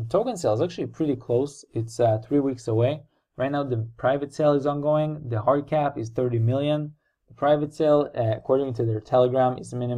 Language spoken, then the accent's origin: English; Israel; I'm also from Israel